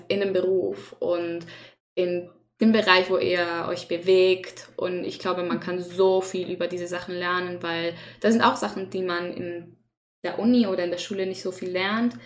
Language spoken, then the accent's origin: German; Chile; German is a second language; moved away as an adult; now in Germany; ich komme nicht aus Deutschland. Ich komme aus Chile, das ist in Südamerika, falls ihr nicht weißt. ähm, und ich habe die ersten 19 Jahre meines Lebens da gelebt